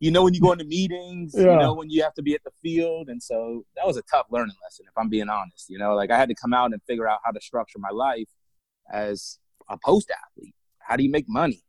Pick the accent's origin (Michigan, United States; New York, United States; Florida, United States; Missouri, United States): Florida, United States; South; I'm from South Florida originally. You know, grew up an athlete playing soccer, hockey, football